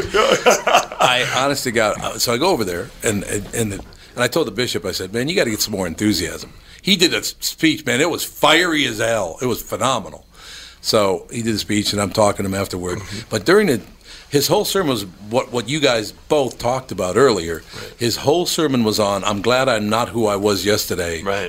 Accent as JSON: {"language": "English", "town": "Minneapolis", "region": "Minnesota", "country": "United States", "tie": "born or raised there", "said": "I grew up in North Minneapolis and I love North Minneapolis"}